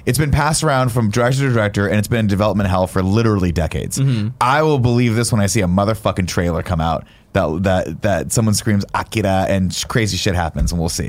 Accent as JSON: {"language": "English", "country": "United States", "said": "as I say Kaneda because I'm American."}